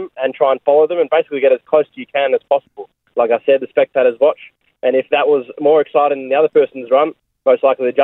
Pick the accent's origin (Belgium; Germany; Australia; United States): Australia; also born or lived in Melbourne, Victoria; I'm from Australia